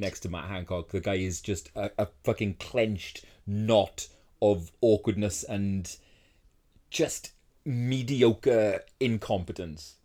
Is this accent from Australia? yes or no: no; United Kingdom; I am a Brit